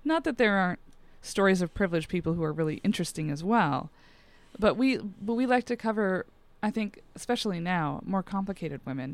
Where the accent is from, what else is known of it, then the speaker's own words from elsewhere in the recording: Montana, United States; I grew up in Montana.